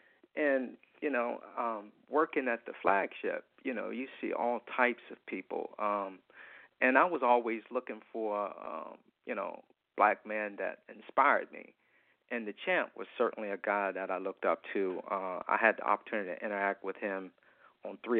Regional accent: Wilmington, North Carolina, United States; moved away as an adult; now in Washington, D.C., United States; I grew up in Wilmington

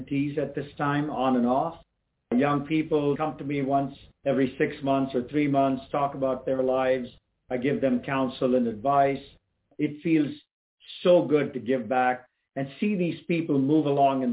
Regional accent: Chennai, Tamil Nadu, India; moved away as an adult; now in United States; I was in India and I grew up there in Chennai

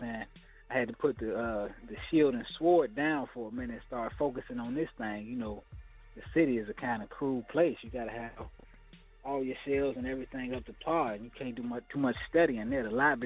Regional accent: Chicago, Illinois, United States; now in Los Angeles, United States; I'm from Chicago

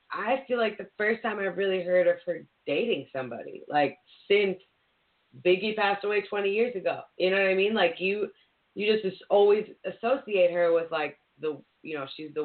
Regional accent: Philadelphia, Pennsylvania, United States; growing up, you know, in Philly

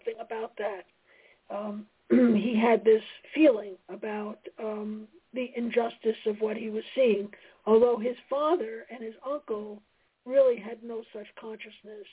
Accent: New York City, New York, United States; I was raised in Brooklyn, New York

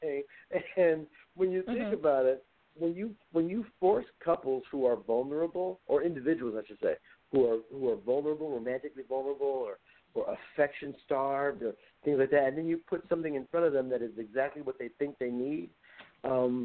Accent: Compton, California, United States; I was born and raised in Compton

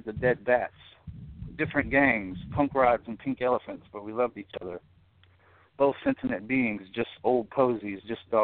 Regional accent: the South, United States; now in Newark, Illinois, United States; actually a southern boy in Northern Territory right now

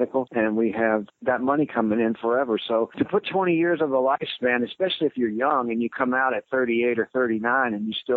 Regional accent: Houston, Texas, United States; moved away as an adult; also born or lived in Chicago area; now in Midlothian, Texas, United States; all my kids I grew up with were in Houston

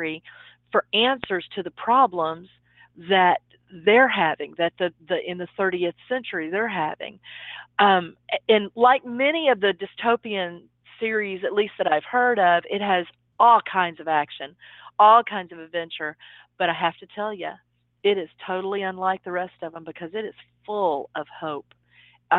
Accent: Dallas, Texas, United States; here in Dallas, which is my hometown.

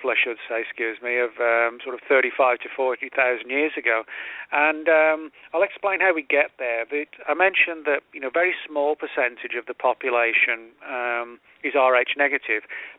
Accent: England, United Kingdom; moved away; I'm originally from England

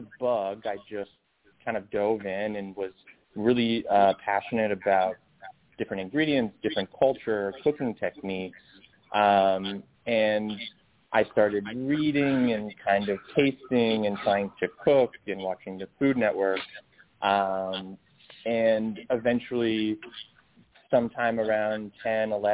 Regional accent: Windsor, Ontario, Canada; I started as a dishwasher in Windsor, Ontario. I'm Canadian

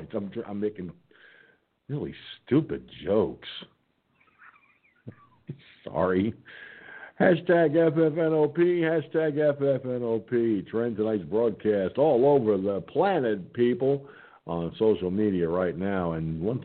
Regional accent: Hudson Valley, upstate New York, United States; I'm a New Yorker. I'm from upstate New York, you know, around the Hudson Valley part there

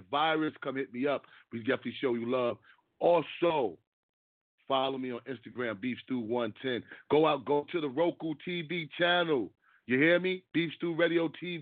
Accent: New York City, New York, United States; I'm from Harlem, from the same neighborhood as CP5

